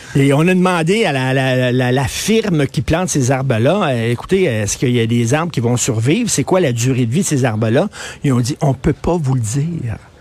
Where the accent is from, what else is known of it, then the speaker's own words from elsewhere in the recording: Quebec, Canada; chez nous au Québec